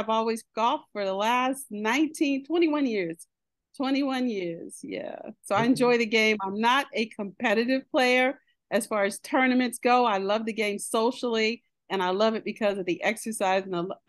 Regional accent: Midwest, United States; I grew up in the Midwest. I'm the great-great-granddaughter of a coal miner. Okay. Our family is originally from Montgomery, Alabama. I've done my DNA results and my people come from Cameroon.

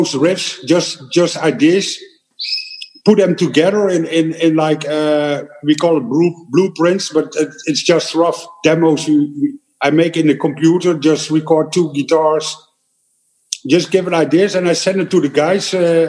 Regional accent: eastern Netherlands, Netherlands; English is a second language; I'm from the East

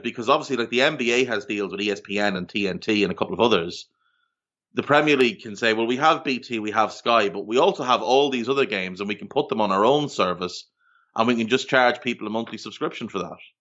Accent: Ireland; moved away as an adult; also born or lived in Australia; now in Canada; growing up in Ireland, we had the exact same thing because most of our T V came from the U K

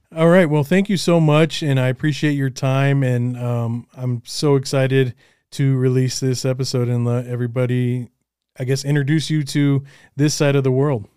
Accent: Colorado, United States; also born or lived in Los Angeles; I'm from Colorado, and I'm, we're trying to eventually move out of Colorado

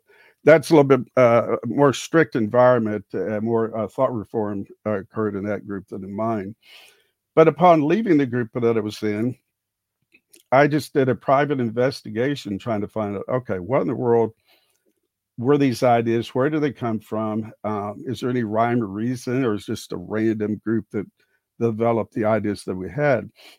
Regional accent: Houston, Texas, United States; Well, I grew up in the Houston area and became a teacher, lit teacher and social studies

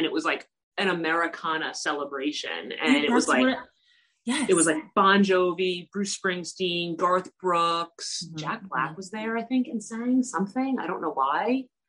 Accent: Ireland; Well, yes, but we weren't celebrating the Jubilee, again, because we're not British.

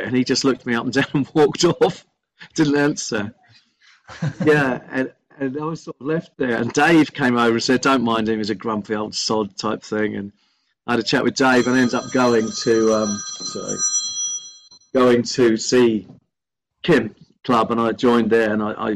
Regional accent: Belfast, Northern Ireland, United Kingdom; also born or lived in Limavady; I'm from Belfast originally, Northern Irish family

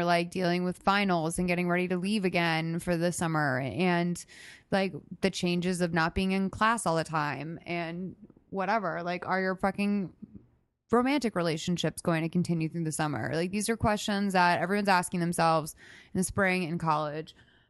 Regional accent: United States; I like a little bit of money. I'm American.

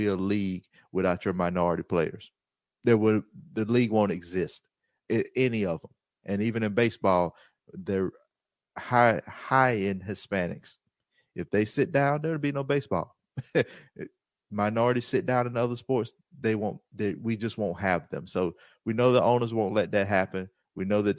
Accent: the Deep South, United States; I grew up in the South, deep South

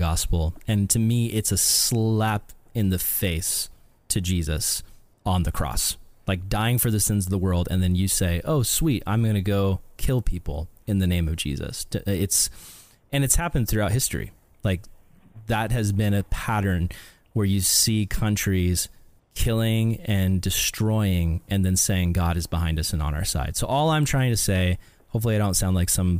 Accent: United States; as Americans

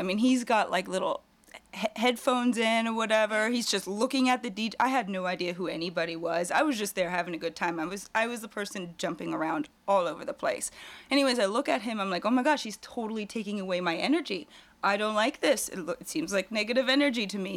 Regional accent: Germany; now in California, United States; originally I'm actually from Germany

